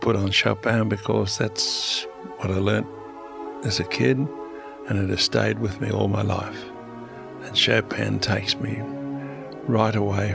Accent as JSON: {"language": "English", "country": "Australia", "said": "me being Australian"}